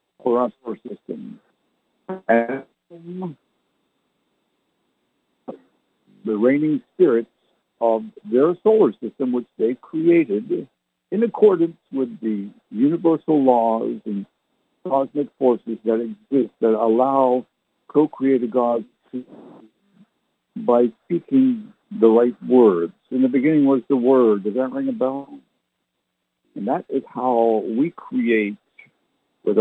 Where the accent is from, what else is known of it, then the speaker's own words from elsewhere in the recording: Canada; also born or lived in England (ancestry); now in San Antonio, United States; I was born in Canada, so I never learned to speak like they did